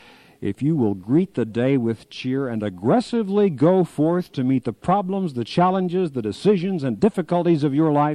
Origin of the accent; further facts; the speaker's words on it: Kansas, United States; moved away; my home state of Kansas